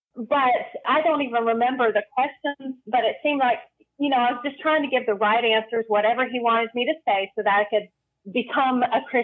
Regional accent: Western North Carolina, United States; I was born in North Carolina, and I have spent most of my life in Western North Carolina.

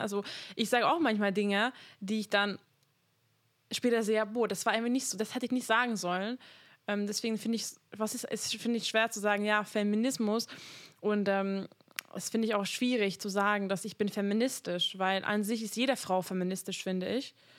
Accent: Hungary; now in Germany; ich komme aus Ungarn

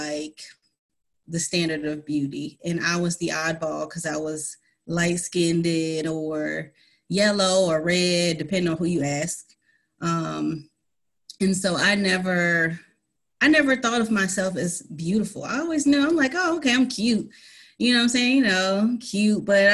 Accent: College Park, Georgia, United States; also born or lived in New York; I grew up in College Park, Georgia

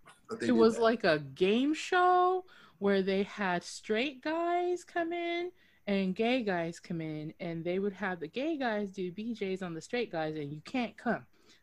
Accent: Japan; moved away; I hail from Japan

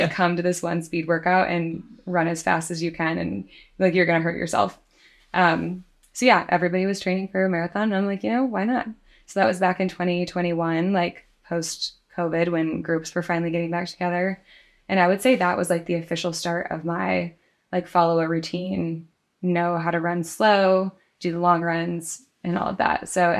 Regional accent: Grand Rapids, Michigan, United States; Michigan, Grand Rapids on the west side.

